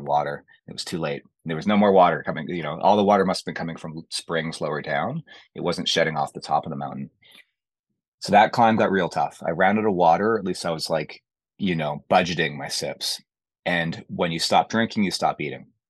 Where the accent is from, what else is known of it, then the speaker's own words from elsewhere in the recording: Canada; Being a Canadian, you know, I can handle the cold